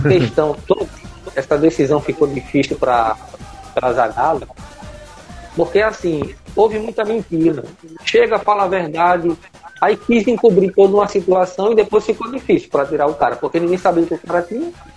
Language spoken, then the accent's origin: Portuguese; Brazil; como brasileiro